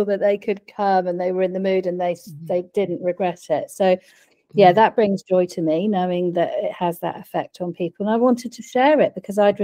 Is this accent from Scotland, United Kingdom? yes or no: no; Wiltshire, South West England, United Kingdom; moved away as an adult; now in New Zealand; I was born in the UK